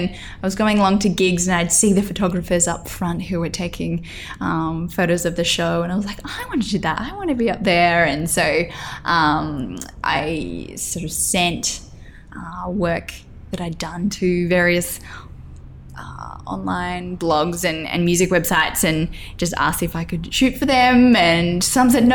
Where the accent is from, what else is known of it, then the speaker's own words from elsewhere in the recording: Grafton, New South Wales, Australia; moved away as an adult; also born or lived in Lismore, New South Wales / Coffs Harbour, New South Wales; growing up in Grafton with a population of about 17,000